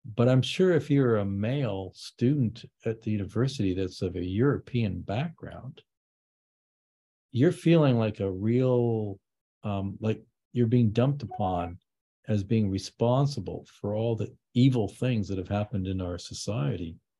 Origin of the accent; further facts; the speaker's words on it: Vancouver, British Columbia, Canada; I grew up in Vancouver. It was very multicultural.